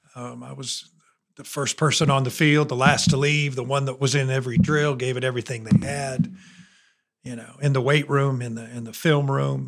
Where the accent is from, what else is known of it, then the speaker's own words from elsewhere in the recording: 20 minutes from Notre Dame, Indiana, United States; moved away as an adult; now in Alabama, United States; I was 20 minutes from Notre Dame